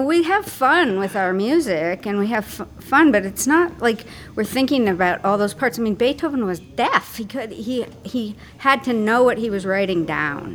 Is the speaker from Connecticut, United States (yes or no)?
yes; Connecticut, United States; moved away as an adult; also born or lived in Maine / Pennsylvania / Swansea, Wales / Dolomites, Italy; now in Vermont, United States; I grew up in Connecticut